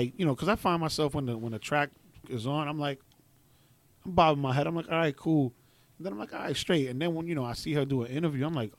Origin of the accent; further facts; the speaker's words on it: Jamaica; being Jamaican